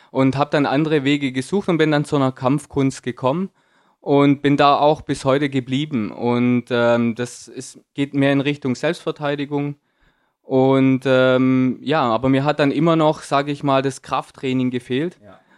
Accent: Germany; Also bin in Deutschland aufgewachsen, habe äh, die Schule dort besucht

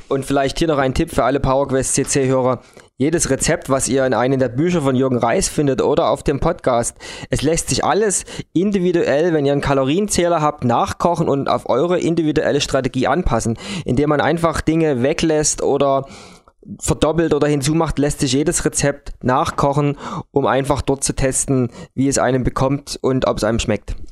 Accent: Dresden, Saxony, Germany; bei uns in Deutschland oder in Dresden

